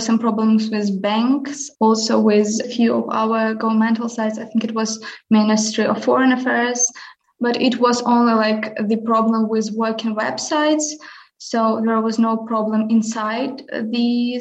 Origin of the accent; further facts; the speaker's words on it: Kyiv, Ukraine; moved away as an adult; now in western Ukraine; I'm originally from Kyiv